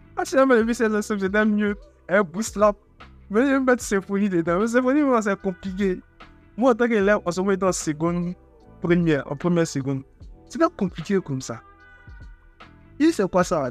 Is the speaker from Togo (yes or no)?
yes; Togo; je suis togolais